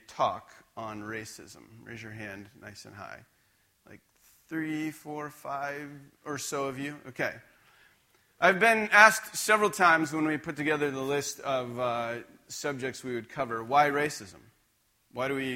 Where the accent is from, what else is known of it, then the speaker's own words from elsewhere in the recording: just outside of Scranton, Pennsylvania, United States; now in Spokane, United States; I grew up just outside of Scranton, Pennsylvania